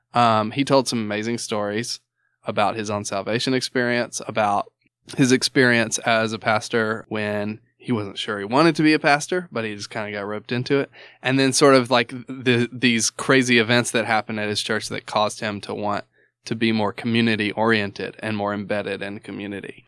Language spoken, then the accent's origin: English; the South, United States; I'm from the South